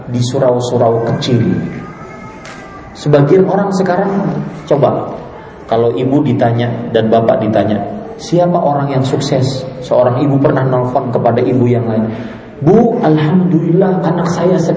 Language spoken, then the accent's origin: Indonesian; Banjarmasin, South Kalimantan, Indonesia; Uh, saya dari Banjarmasin harus sekolah ke Jawa.